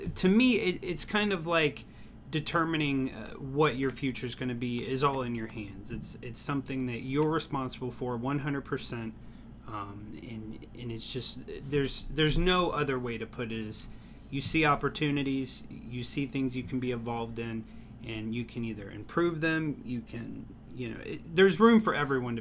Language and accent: English; Tampa, Florida, United States; I was born and raised here in Tampa, Florida.